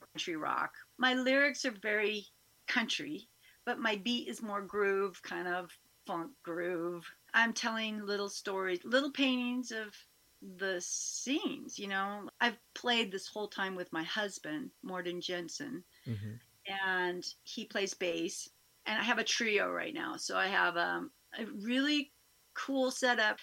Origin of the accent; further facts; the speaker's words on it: Covelo, California, United States; I am from Covelo. I was born and raised, I was actually raised in the mountains north of Covelo for the first three years. And then my eldest brother had to go to school. And so we moved down to the valley where the school was. And so I grew up here in Round Valley